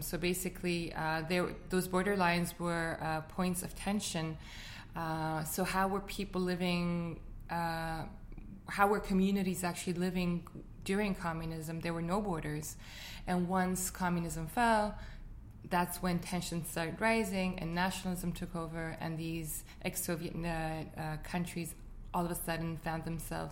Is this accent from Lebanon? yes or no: yes; Beirut, Beirut Governorate, Lebanon; moved away as an adult; now in Montreal, Canada; I was born and raised in Lebanon